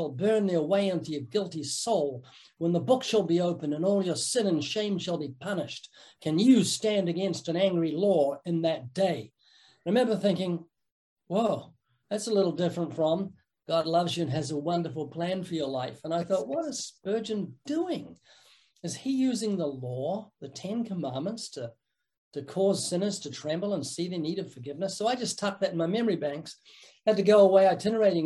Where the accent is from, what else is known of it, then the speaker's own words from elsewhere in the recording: New Zealand; moved away as an adult; also born or lived in Christchurch, New Zealand; now in Southern California, United States; I'm from the South Island, which we call the mainland, kind of jokingly